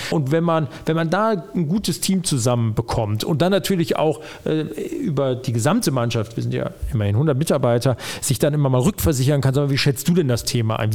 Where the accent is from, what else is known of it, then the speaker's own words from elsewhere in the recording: Düsseldorf, North Rhine-Westphalia, Germany; also born or lived in Frankfurt / Moers / Oberhausen; Der Benrather Schlosspark, da bin ich groß geworden.